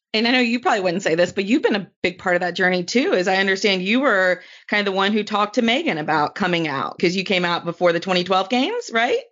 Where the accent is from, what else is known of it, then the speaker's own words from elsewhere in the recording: North Carolina, United States; I'm from North Carolina